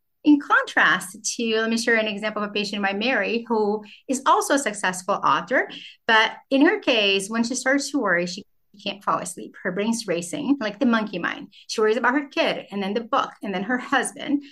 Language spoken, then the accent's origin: English; Brazil; now in United States; I grew up in Brazil